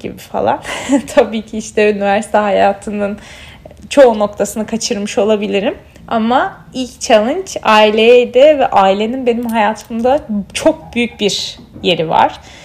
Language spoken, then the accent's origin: Turkish; Mardin, Turkey; also born or lived in Bandırma; Mardinliyim çünkü Mardinli olmak benim kimliğimin böyle en sevdiğim parçasından bir tanesi.